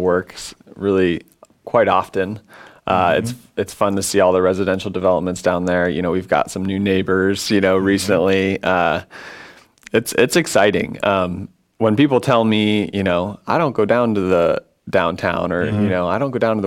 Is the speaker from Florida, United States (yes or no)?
no; Colorado, United States; moved away as an adult; also born or lived in Illinois; now in Peoria, United States; So I grew up in Colorado